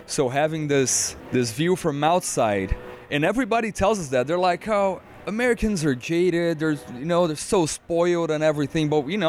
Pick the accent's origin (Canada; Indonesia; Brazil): Brazil; Well, look, in Brazil, Brazilian people are super passionate about whatever they like. You know, even us.